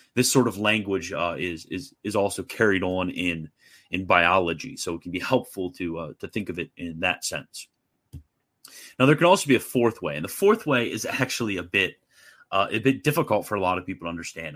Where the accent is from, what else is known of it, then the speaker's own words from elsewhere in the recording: United States; I'm an American